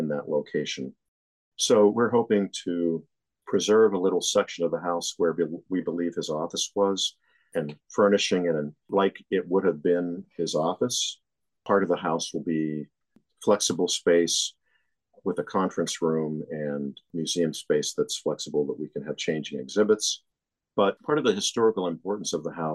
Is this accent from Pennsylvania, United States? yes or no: yes; Western Pennsylvania, United States; now in New Jersey, United States; I grew up in Western Pennsylvania